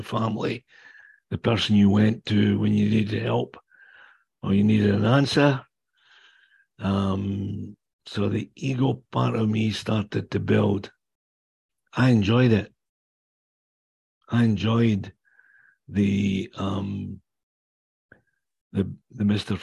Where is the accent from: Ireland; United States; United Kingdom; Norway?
United Kingdom; Kingdom of Fife, Scotland; accent: Scottish; now in Whitby, Canada; I was born and raised in the Kingdom of Fife on the east coast of Scotland